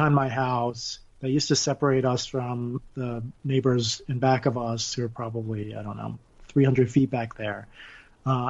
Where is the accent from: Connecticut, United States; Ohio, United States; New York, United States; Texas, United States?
Connecticut, United States; now in Cedar Rapids, United States; I grew up in Connecticut